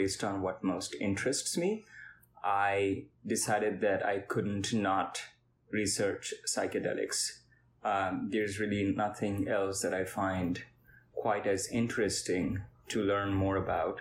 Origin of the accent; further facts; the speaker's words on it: India; moved away; I am from India, and I am a physics/neuroscience